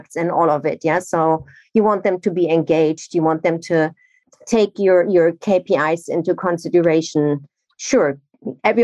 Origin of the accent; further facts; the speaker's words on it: Nigeria; also born or lived in Germany; now in London, United Kingdom; I'm originally from Germany, but I grew up in Nigeria, and now I'm in the UK or in London since 17 years